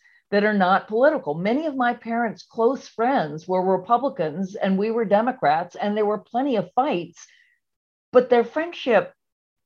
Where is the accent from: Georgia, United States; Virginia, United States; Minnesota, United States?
Virginia, United States; Charlottesville; I grew up in Charlottesville, Virginia